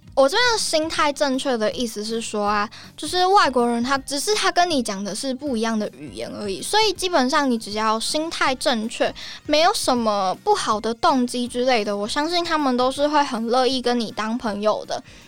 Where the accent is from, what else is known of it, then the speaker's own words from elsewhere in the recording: Taiwan; 我是台湾人